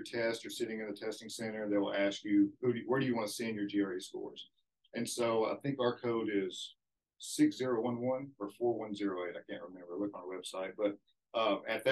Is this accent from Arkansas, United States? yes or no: yes; Forest City, Arkansas, United States; I'm from Forest City, which is about 60 miles south of here. Graduated from Forest City High